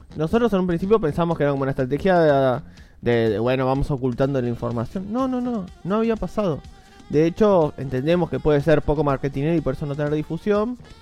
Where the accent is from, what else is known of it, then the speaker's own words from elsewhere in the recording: Argentina; como somos argentinos